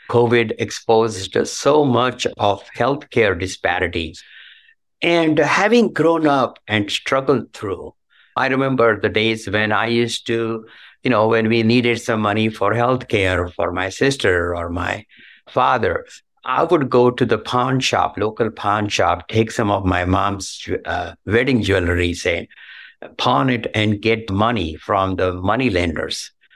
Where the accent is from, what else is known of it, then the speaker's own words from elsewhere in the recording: Belagavi, Karnataka, India; moved away as an adult; now in United States; I was born in Belgavi, in a small town in Karnataka, southern part of India